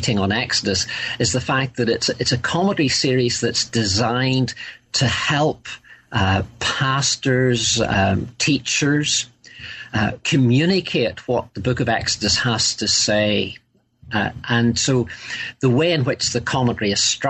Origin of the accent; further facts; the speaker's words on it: Northern Ireland, United Kingdom; I grew up, and you'll probably gather from my accent, in the north of Ireland